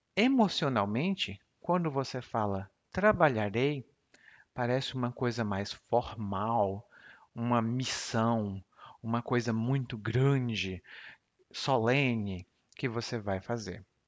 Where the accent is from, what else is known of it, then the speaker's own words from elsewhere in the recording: Brazil; first language Portuguese; eu não sinto como brasileiro falante nativo de português